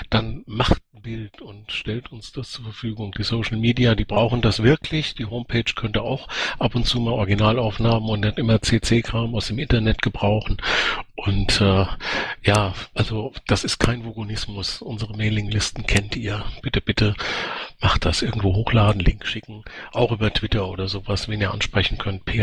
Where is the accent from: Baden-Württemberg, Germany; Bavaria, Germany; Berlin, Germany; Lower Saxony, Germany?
Baden-Württemberg, Germany; Äh, ich komme ja aus Baden-Württemberg